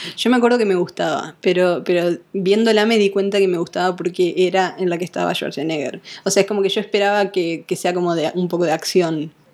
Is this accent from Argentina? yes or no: yes; Rosario, Santa Fe, Argentina; also born or lived in Córdoba, Argentina; now in United States; yo soy rosarina y pasé siete años en Córdoba